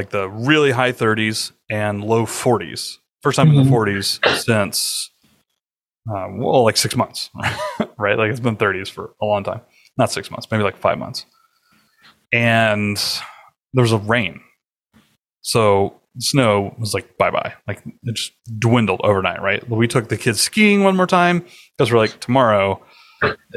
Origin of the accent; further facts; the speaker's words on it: United States; moved away; also born or lived in Alabama / Georgia; growing up in Georgia and Alabama